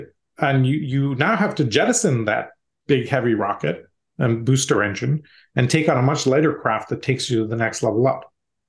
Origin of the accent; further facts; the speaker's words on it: India; I grew up in India.